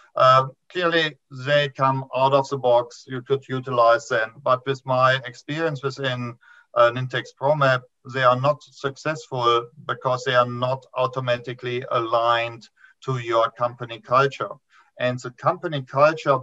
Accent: Germany; moved away as an adult; now in New Zealand; this is not a TV accent. I immigrated from Germany 15 years ago to New Zealand

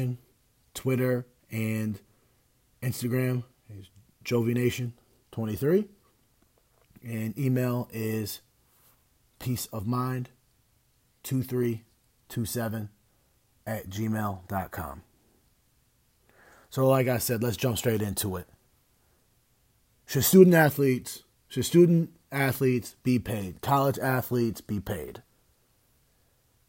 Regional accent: United States; as an American

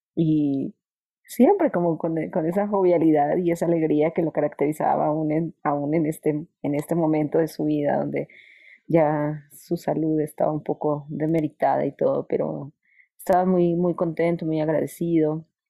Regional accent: Colombia; now in Mexico; soy colombiana

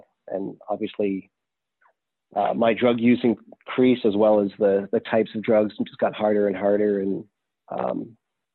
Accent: Canada; now in Texas, United States; I am from Canada originally. I did get sober here in the U.S. in Texas.

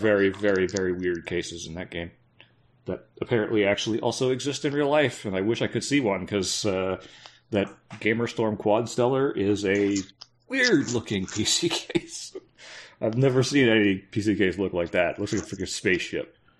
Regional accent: Canada; I'm Canadian, I'm supposed to be used to it

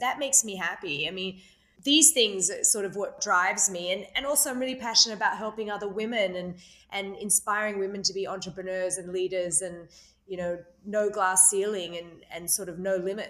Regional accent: Australia; You know, I came from Australia.

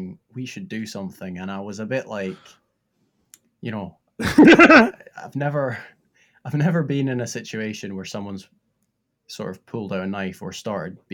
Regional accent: Scotland, United Kingdom; accent: Scottish; now in London, United Kingdom; my accent changes when I go back to Scotland.

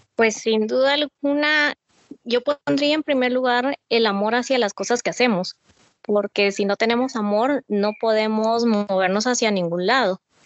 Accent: Mazatenango, Suchitepéquez, Guatemala; soy de Mazatenango, Suchitepeques

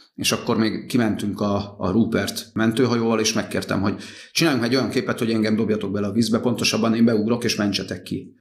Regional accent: Nagykanizsa, Zala, Hungary; klasszikus utcakölyök, Nagykanizsán nevelődtem a Herman Otto utcába, lakótelep

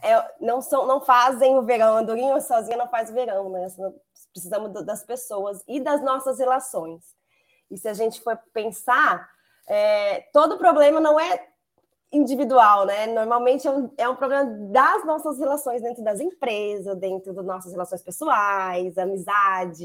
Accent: Campo Grande, Mato Grosso do Sul, Brazil; moved away as an adult; now in Campinas, Brazil; eu sou natural do Mato Grosso do Sul, Campo Grande, mas já estou em Campinas há 13 anos.

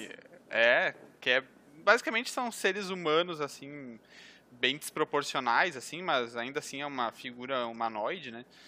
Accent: Gravataí, Rio Grande do Sul, Brazil; sou aqui do Sul, né? Rio Grande do Sul, Gravataí

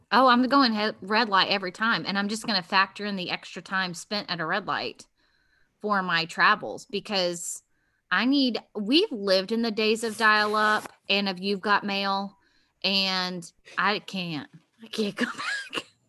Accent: Virginia Beach, Virginia, United States; I was born in Virginia Beach

